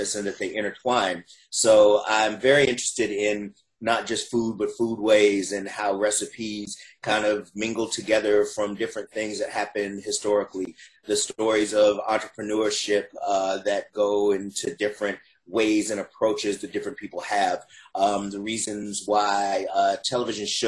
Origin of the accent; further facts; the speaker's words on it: Huntsville, Alabama, United States; moved away as an adult; now in Atlanta, United States; I'm from Huntsville, Alabama